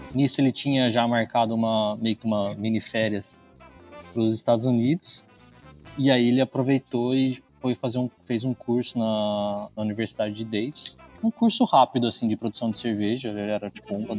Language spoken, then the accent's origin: Portuguese; Bragança Paulista, São Paulo, Brazil; moved away as an adult; now in Campinas, Brazil; Eu sou de Bragança Paulista